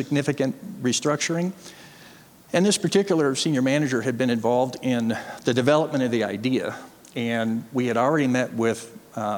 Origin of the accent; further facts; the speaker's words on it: Chicago, Illinois, United States; also born or lived in Montana; I mostly grew up in the Chicago area